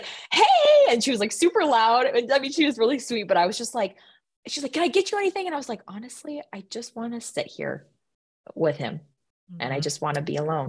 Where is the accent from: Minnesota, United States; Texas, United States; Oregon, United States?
Minnesota, United States; accent: Minnesota; I let my Minnesota accent come out there.